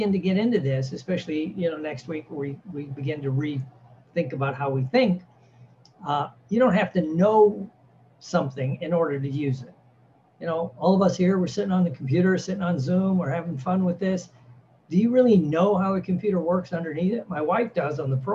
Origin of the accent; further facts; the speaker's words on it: Midwest, United States; I was raised in the Midwest